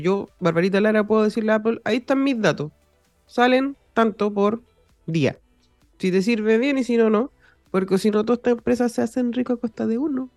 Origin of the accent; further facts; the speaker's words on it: Chile; also born or lived in United States; yo cuando nací estaba en Estados Unidos, entonces como que ahí ya estaba todo. Pero obviamente como guagua no tenía idea qué, qué, estaba pasando, pero sí me traje la taripa para Chile